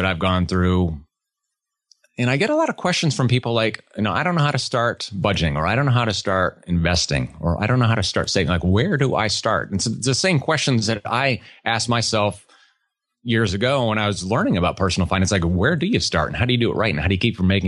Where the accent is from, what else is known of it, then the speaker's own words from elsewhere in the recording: New England, United States; moved away as an adult; also born or lived in Georgia; now in Texas, United States; I grew up in New England, small country town